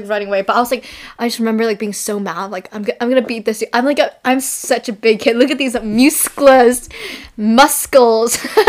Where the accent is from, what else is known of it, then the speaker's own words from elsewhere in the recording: California, United States; Where are you from? Like, I'm from California.